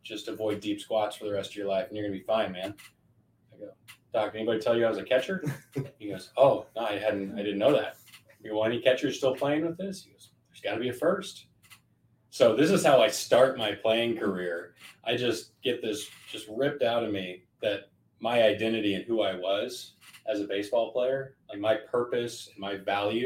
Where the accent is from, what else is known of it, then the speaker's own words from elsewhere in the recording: Colorado, United States; I'm born and raised in Colorado